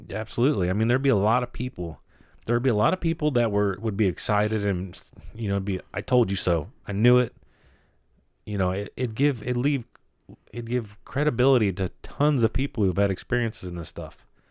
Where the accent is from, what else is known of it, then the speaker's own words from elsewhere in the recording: United States; we as Americans